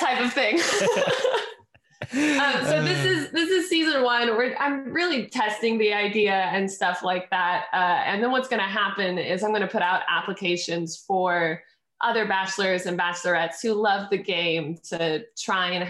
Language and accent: English; Alaska, United States; moved away as an adult; now in Los Angeles, United States; I was born and raised up in Alaska